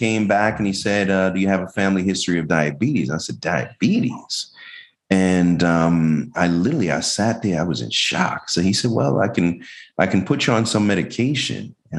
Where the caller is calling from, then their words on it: Tampa, Florida, United States; I'm from Tampa, Florida.